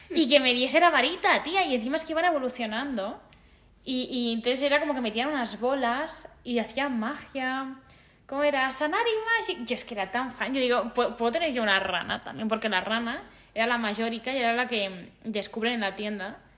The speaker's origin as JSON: {"language": "Spanish", "region": "Andalusia", "country": "Spain"}